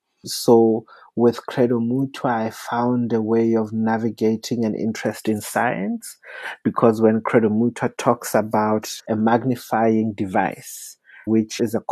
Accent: South Africa; I also entered it as a South African who does not shy away from difficult conversations.

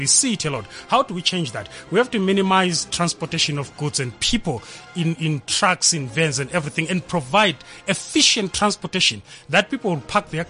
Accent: Zimbabwe

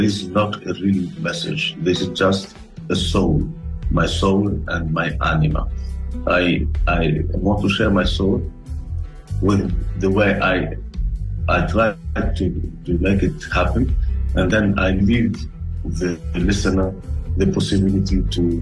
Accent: Tunisia; moved away; I come from Africa, and I come from a country where culture is not as important as food

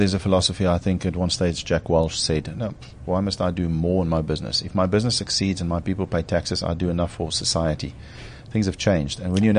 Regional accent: South Africa; as a South African and almost 50-year-old at the time

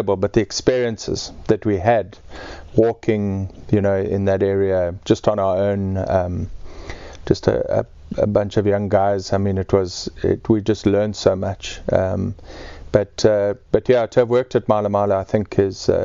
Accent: Eastern Cape, South Africa; born or raised there; moved away; also born or lived in Mpumalanga

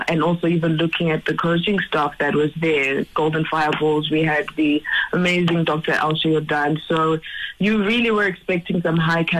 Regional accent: Middelburg, Mpumalanga, South Africa; also born or lived in Zimbabwe; But I moved to South Africa when I was 8 years old with my parents. And I grew up beside Mpumalanga, Middelburg, very small mining town.

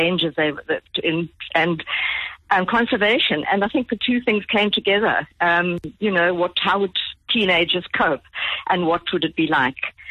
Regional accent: Johannesburg, Gauteng, South Africa; now in Cape Town, South Africa; I live in Cape Town now, but I grew up in Johannesburg.

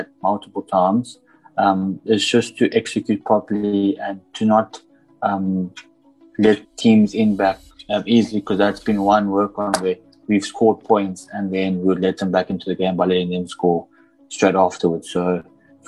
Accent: Grahamstown, Eastern Cape, South Africa; I come from Grahamstown, from Graham College

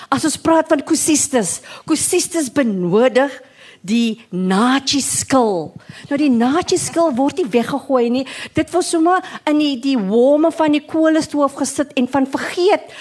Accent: Cape Town, Western Cape, South Africa; first language English; Ek was gebore in die Boekap. Ek het skool geloop in District 6 by George Golding Primary School en weer Harold Christie Hoërskool

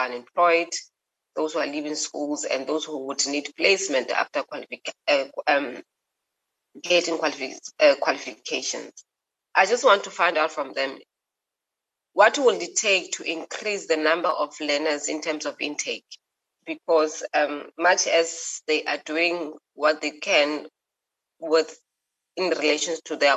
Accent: Free State, South Africa; I'm from the Free State

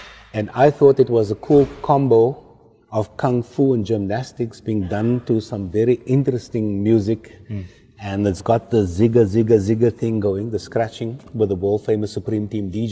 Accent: Cape Town, Western Cape, South Africa; also born or lived in Mitchells Plain; I grew up with in District 6, the traditional sounds, the Guma music

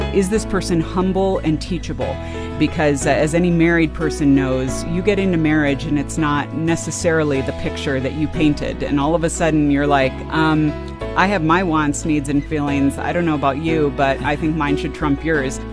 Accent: California, United States; I grew up in California

